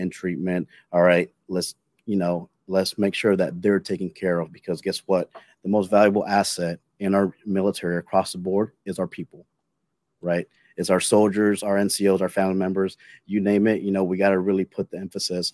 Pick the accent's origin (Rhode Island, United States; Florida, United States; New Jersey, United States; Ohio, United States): Florida, United States; Jacksonville; moved away as an adult; I'm originally from the Jacksonville area, so I knew I wanted to go back home